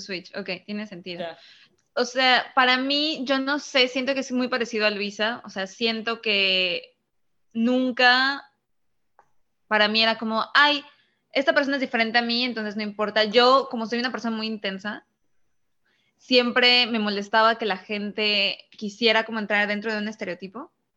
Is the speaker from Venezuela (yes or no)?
no; Mexico